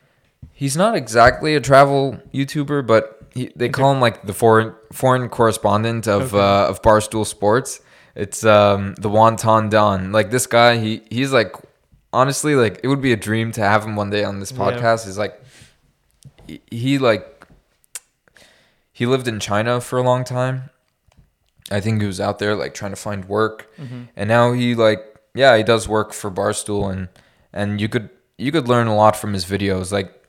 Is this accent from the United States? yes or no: no; Canada; Yeah, it's probably the closest, like, especially as a Canadian, as a Westerner, that you'll ever get to Afghanistan.